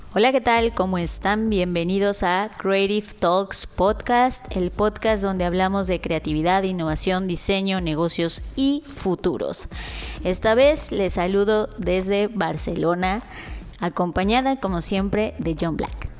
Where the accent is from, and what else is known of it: Mexico